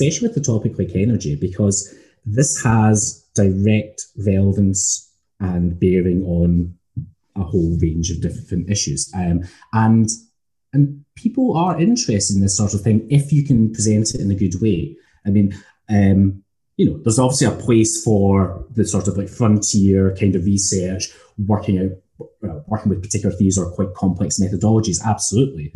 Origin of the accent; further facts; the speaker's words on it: Scotland, United Kingdom; accent: Scottish; As obviously you know from my accent, I'm Scottish